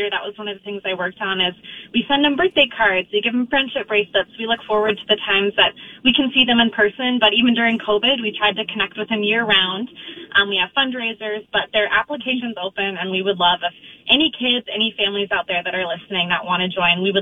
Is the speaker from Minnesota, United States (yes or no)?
yes; Northfield, Minnesota, United States; I grew up in Northfield, Minnesota